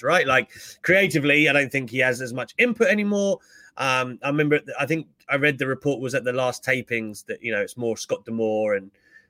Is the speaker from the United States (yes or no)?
no; United Kingdom; as a Brit